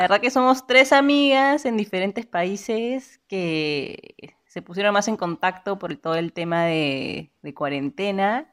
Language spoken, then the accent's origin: Spanish; Lima, Peru; now in Santa Cruz, Bolivia